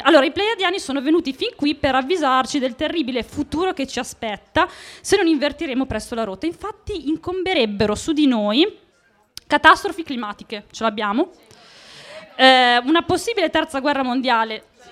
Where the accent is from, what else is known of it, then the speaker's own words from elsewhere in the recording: Monticelli, Italy; sono di Monticelli